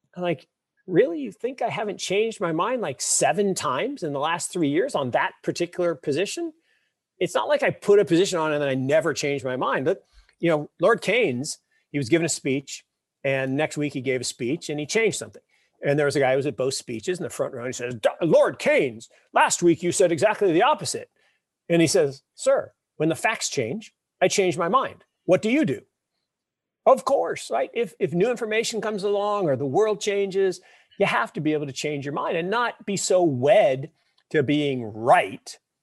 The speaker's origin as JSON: {"language": "English", "town": "Seattle", "region": "Washington", "country": "United States", "tie": "born or raised there", "said": "I grew up in Seattle"}